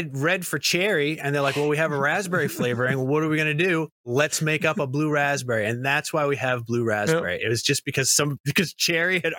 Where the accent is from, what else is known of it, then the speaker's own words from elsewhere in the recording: United States; I'm from America